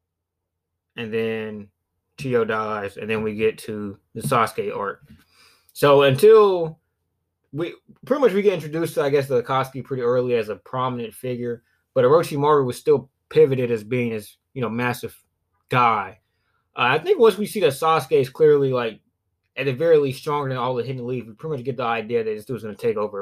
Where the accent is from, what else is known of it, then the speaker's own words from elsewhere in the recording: south of Alabama, United States; I'm from the south of Alabama, so my accent